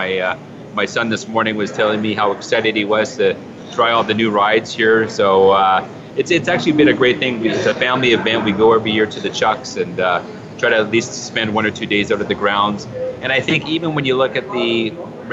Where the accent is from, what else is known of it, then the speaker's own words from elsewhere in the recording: Sherwood Park, Alberta, Canada; now in Calgary, Canada; I was born and raised in Sherwood Park, just outside of Edmonton, Alberta. And actually came to Calgary in 1988